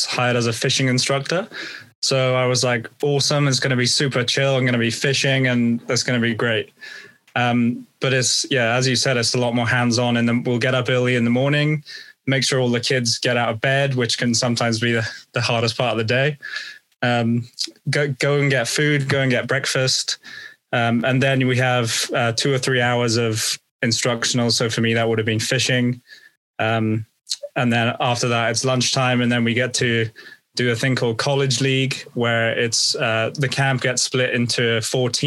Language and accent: English; United Kingdom; as a Brit